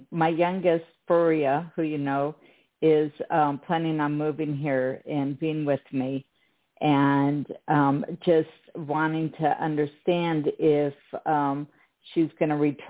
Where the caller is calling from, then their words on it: Israel; I'm calling from Israel.